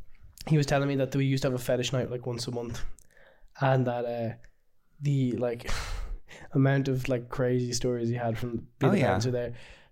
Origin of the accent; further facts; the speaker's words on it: Ireland; where are you from? I was like, Ireland.